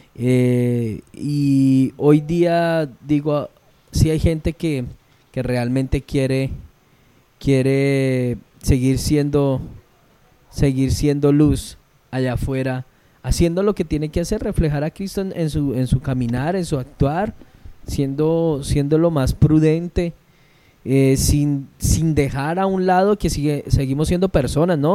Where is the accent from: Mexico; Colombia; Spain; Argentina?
Colombia; Llanos Orientales; Yo soy llanero